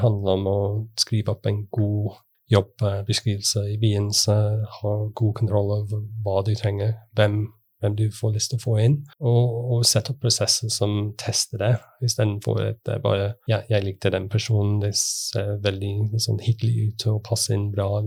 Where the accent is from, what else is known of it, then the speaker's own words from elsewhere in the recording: United Kingdom; Norwegian is a second language; moved away as an adult; now in Norway; Jeg er fra Storbritannia og har bodd i Norge siden 2004.